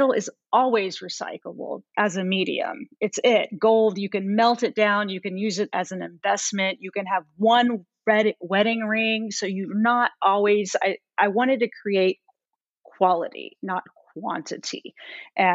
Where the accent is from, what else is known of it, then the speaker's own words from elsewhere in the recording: United States; also born or lived in Italy; I was the only American at the school